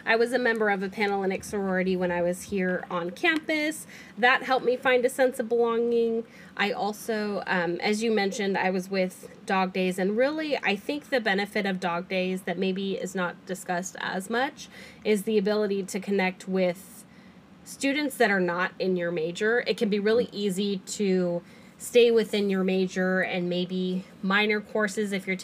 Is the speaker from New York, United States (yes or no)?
no; Sacramento, California, United States; moved away as an adult; now in Fresno, United States; I'm from Sacramento originally